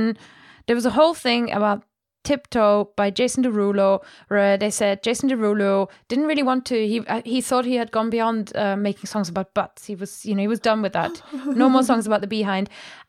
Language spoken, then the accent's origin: English; Germany; accent: German; English is a second language; It's my German accent.